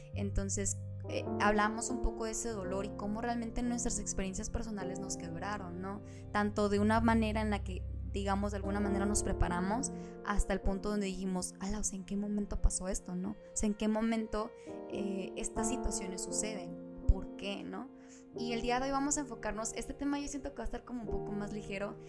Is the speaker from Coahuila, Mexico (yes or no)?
no; Monterrey, Nuevo León, Mexico; moved away; la ciudad de Monterrey, de donde yo soy